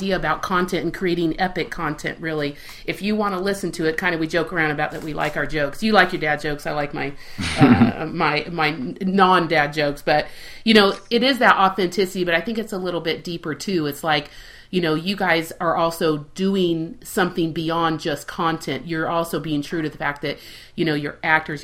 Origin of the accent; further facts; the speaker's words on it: Spain; also born or lived in Southern California; now in Kansas, United States; I grew up in Spain